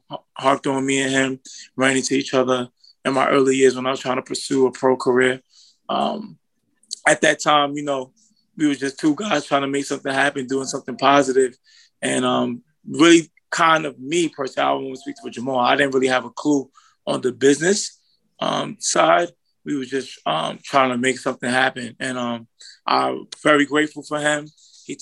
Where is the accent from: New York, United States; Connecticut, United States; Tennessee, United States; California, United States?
New York, United States; New York City; I'm from Brooklyn, New York